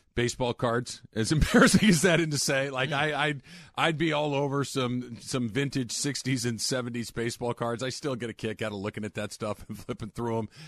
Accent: California, United States; as a Californian

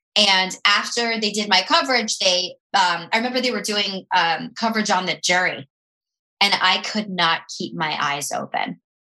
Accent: Tampa, Florida, United States; moved away; I'm from Tampa

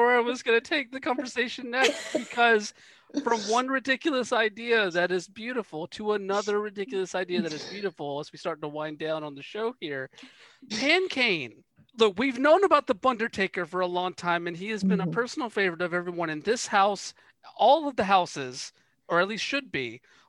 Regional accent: the South, United States; I grew up in the South. Like, where do you think possum armies originated?

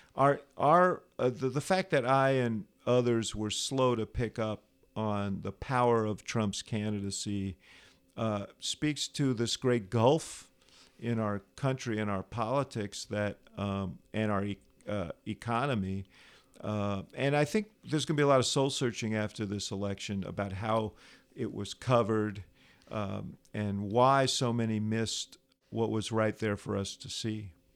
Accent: New York, United States; moved away as an adult; now in Chicago, United States; I grew up in New York, moved to Chicago to go to college

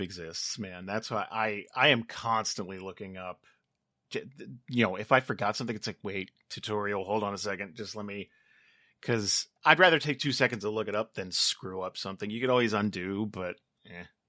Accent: New Jersey, United States; moved away as an adult; now in California, United States; I grew up in Jersey, so I worked a lot of warehouse jobs

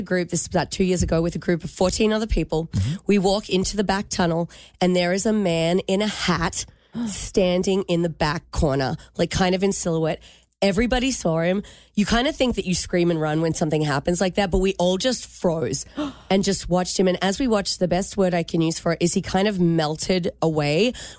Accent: Michigan, United States; What if I was from Michigan, but I just walked around saying g'day to everyone to confuse them?

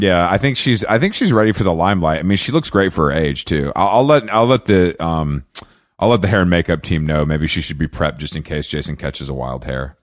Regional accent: Atlanta, Georgia, United States; moved away; I'm from Atlanta

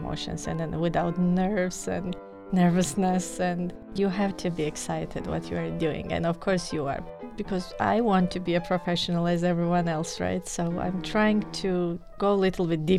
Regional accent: Tbilisi, Georgia; moved away as an adult; now in Arizona, United States; I'm from Republic of Georgia. Tbilisi is the capital city, so I studied there

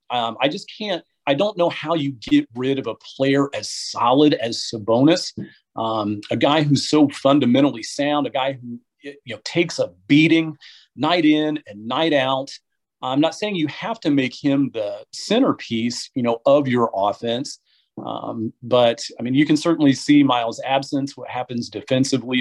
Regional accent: Muncie, Indiana, United States; now in Wisconsin, United States; I'm from Muncie. So, growing up in Muncie

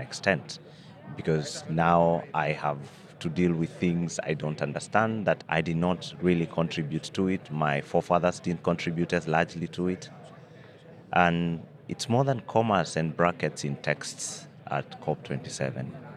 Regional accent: Kenya; as a Kenyan

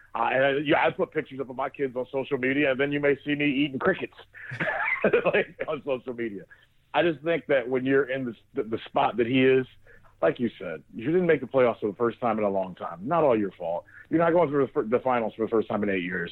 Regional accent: Northeast Ohio, United States; growing up in Northeast Ohio

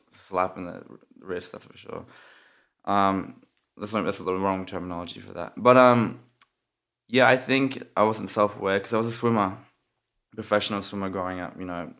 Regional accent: Australia; moved away; I'm Australian

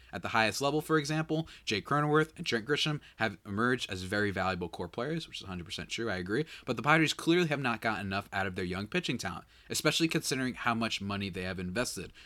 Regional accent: United States; I am from the United States

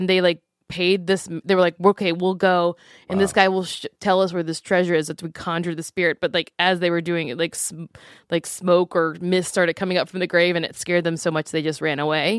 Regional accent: Louisiana, United States; I was born into it because I'm from Louisiana.

